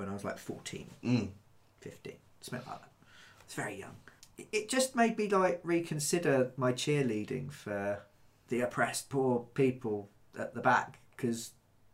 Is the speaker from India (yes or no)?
no; United Kingdom; I'm British